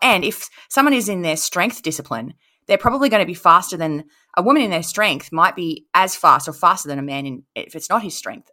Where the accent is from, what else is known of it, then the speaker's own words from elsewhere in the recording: Queensland, Australia; I was raised in Queensland